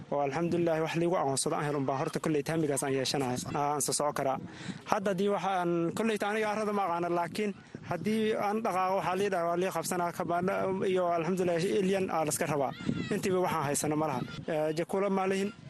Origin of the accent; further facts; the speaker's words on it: Somalia; moved away as an adult; waxaan ka imaaday soomaaliya bu aale eh, waxaan imaaday bisha sagaalaad